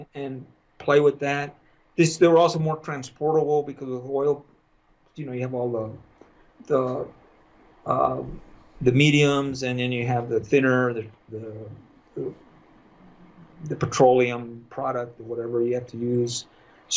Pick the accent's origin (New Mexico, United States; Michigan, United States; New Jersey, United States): New Mexico, United States; Las Cruces; moved away as an adult; also born or lived in El Paso, Texas / Rapid City, South Dakota; And then we moved to Las Cruces, New Mexico. And I grew up in Las Cruces.